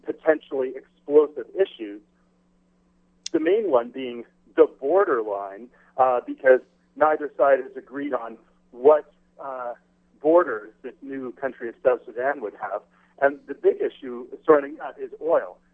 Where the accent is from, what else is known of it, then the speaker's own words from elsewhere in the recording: Canada; being a Canadian